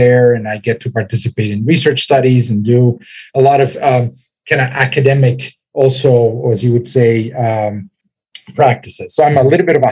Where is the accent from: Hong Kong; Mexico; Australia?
Mexico; Mexico City; moved away as an adult; also born or lived in Cincinnati, United States; now in Atlanta, United States; I was born and raised in Mexico City.